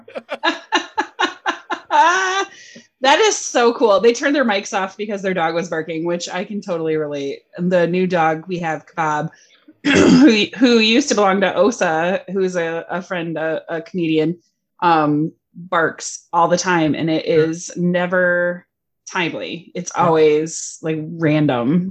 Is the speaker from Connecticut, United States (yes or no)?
no; Michigan, United States; also born or lived in California; we are from Michigan also, but I lived in California for a year.